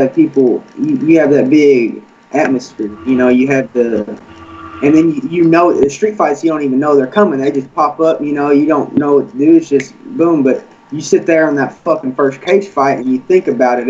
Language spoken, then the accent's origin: English; Cabot, Arkansas, United States; now in Searcy, United States; I'm from Cabot, Arkansas